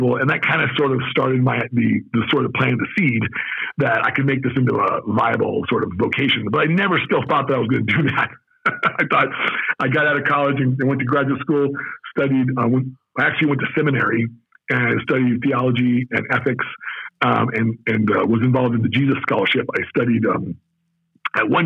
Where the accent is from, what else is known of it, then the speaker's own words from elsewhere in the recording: Las Vegas, Nevada, United States; also born or lived in Southern California / Oregon / Pittsburgh / Baltimore; now in Arizona, United States; When I grew up in Vegas, people thought I was Mexican